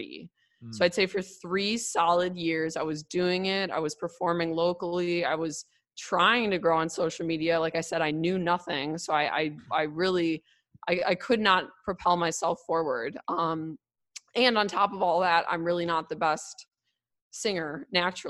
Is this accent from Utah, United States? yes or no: no; Milwaukee, Wisconsin, United States; I grew up in Milwaukee, but Milwaukee's very segregated.